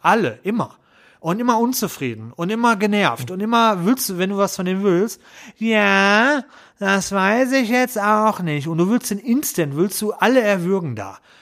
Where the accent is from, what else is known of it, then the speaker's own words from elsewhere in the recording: Essen, North Rhine-Westphalia, Germany; Ich bin gebürtiger Essener